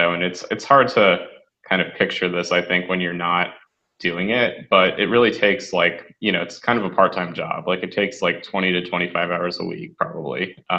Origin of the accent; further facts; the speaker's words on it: Western Massachusetts, United States; So I'm from Western Massachusetts, which is 2 hours west of Boston, and then, you know, an hour west of Worcester, as they say here. So I grew up there